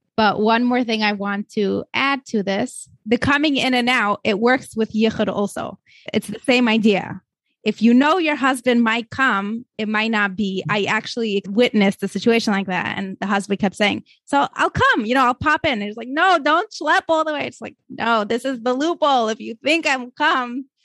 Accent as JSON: {"language": "English", "region": "Moscow", "country": "Russia", "tie": "born or raised there", "moved": "yes", "lives_now": "United States", "said": "I grew up in Moscow, Russia, where we did not have hashgachos on products"}